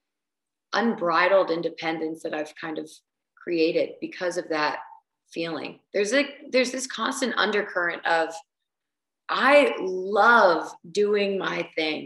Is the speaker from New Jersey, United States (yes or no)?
yes; New Jersey, United States; I'm from New Jersey. I grew up in New Jersey